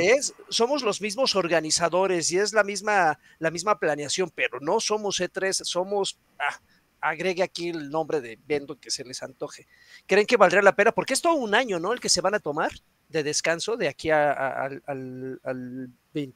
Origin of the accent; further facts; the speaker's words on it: Mexico City, Mexico; aquí en la Ciudad de México